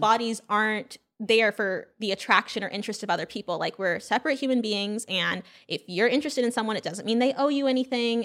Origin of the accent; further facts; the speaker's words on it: California, United States; also born or lived in Brooklyn, New York / Louisiana; I'm from California